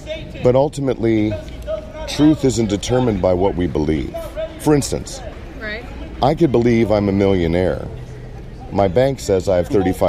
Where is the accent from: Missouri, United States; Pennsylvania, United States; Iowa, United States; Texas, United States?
Iowa, United States; Davenport; I'm from Davenport, Iowa.